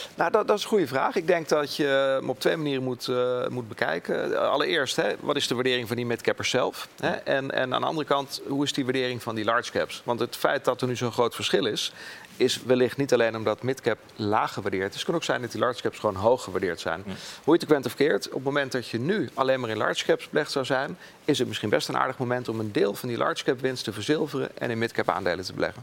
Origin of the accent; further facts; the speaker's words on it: Netherlands; wij hè, als Nederlanders